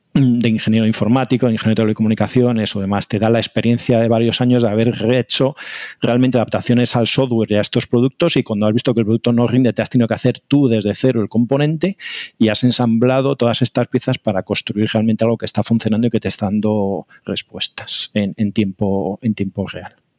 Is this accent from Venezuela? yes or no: no; Spain; nosotros los españoles